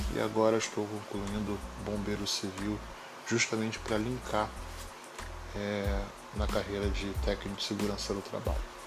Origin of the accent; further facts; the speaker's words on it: Rio de Janeiro, Brazil; sou do Rio de Janeiro